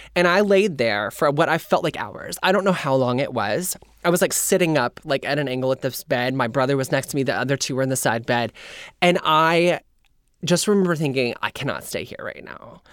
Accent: Indiana, United States; moved away; also born or lived in Kentucky; I grew up in Indiana

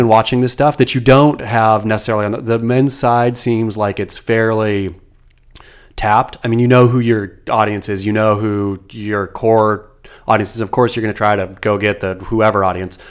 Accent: Oregon, United States; now in California, United States; growing up in Oregon

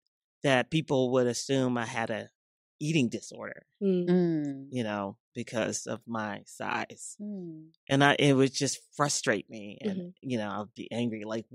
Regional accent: Memphis, Tennessee, United States; I grew up in Memphis

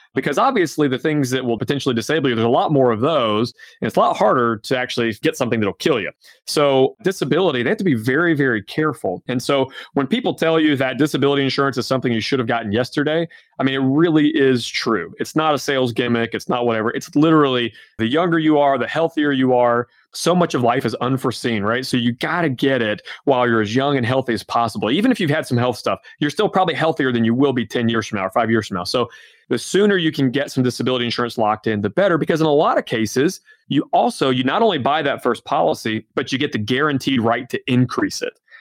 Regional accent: Georgia, United States; now in Omaha, United States; I'm originally from Georgia, my wife's from Alabama. We live right in the middle of the country in Omaha

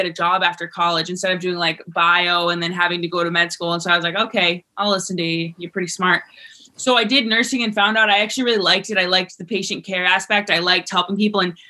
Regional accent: Vermont, United States; I came from Vermont

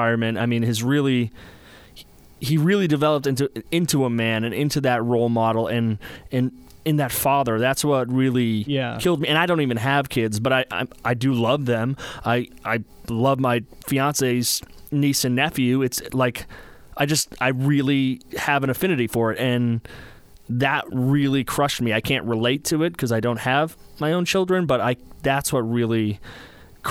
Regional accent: Boston, Massachusetts, United States; I'm from Boston.

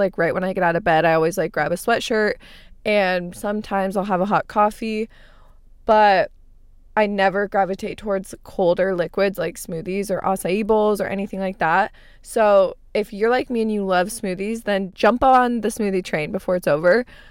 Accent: Arizona, United States; moved away; I grew up in Arizona. I lived there my entire life

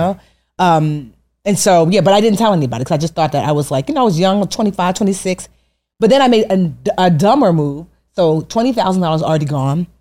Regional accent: Westfield, New Jersey, United States; also born or lived in Newark; I grew up in Westfield.

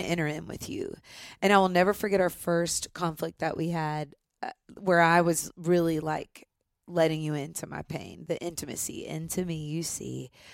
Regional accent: Nashville, Tennessee, United States; I grew up here in Nashville

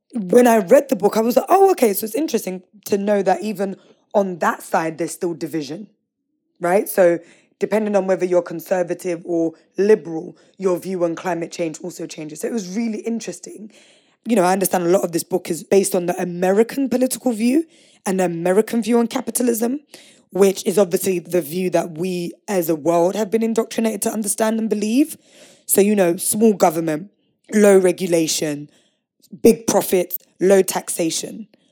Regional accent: London, United Kingdom; I grew up in East London, right on the edge of the Thames

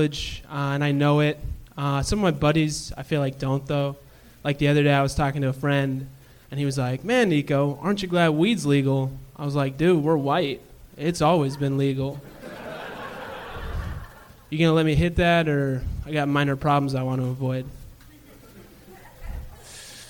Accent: Claremont, California, United States; Claremont. So not in L.A. either

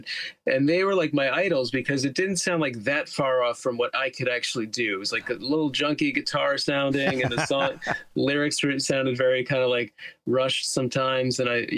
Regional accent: Teaneck, New Jersey, United States; now in Queens, New York, United States

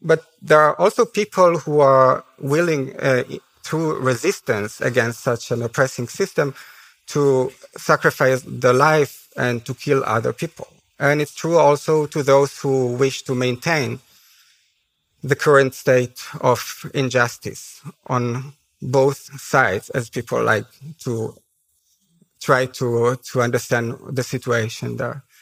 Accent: Haifa, Haifa District, Israel; English is a second language; moved away; I was uh, born and raised in Haifa.

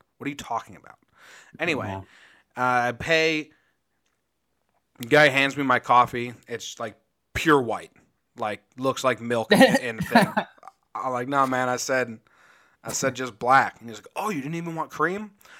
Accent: New Jersey, United States; also born or lived in Connecticut / Illinois / Australia; now in California, United States; I'm originally from New Jersey. Jake's from Connecticut. I lived in Connecticut for 11 years. I also lived in Illinois and Australia

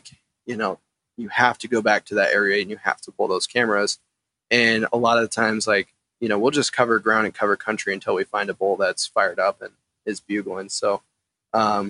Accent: Eastern Montana, United States; also born or lived in Missoula, Montana; growing up in Eastern Montana

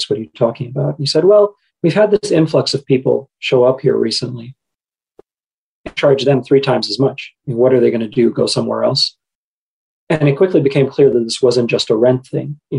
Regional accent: Qatar; I grew up in Qatar uh, at the time, and I suspect this is still the case today. 90% of the population of Qatar is non Qatari.

